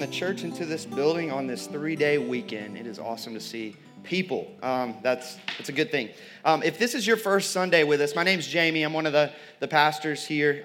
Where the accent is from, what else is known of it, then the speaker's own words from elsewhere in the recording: the Bible Belt, the South, United States; I grew up in the Bible Belt